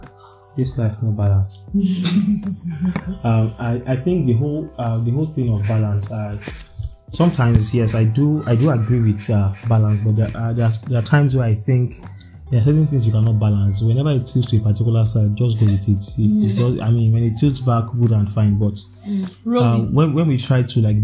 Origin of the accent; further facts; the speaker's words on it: Nigeria; being a Nigerian and being an Arsenal fan